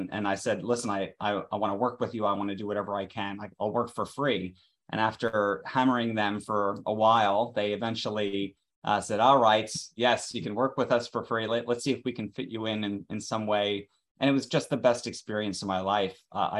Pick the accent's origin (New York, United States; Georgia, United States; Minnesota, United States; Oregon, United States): New York, United States; I was a kid from New York, Jewish mother, Italian father, great food, and plenty of things to worry about in the early 80s. That's basically where I come from. I'm a Reagan baby, raised